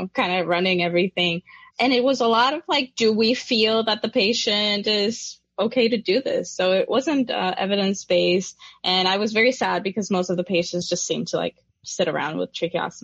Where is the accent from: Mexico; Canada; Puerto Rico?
Puerto Rico; I come from Puerto Rico